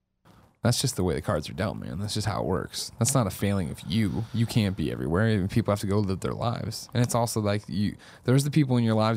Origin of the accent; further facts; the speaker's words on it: Chicago, Illinois, United States; Well, I'm from Illinois. The suburb of Chicago originally.